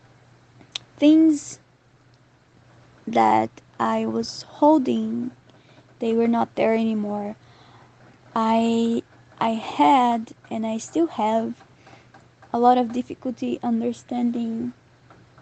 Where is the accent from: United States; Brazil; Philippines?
Brazil; moved away as an adult; also born or lived in Europe / Southeast Asia; When I left Brazil 2 years ago